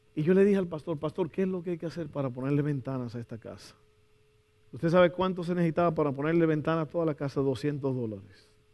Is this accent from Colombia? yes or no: no; Dominican Republic; moved away; en mi país yo estaba tomando mucha Coca-Cola, no sé, como que toda esa comida dominicana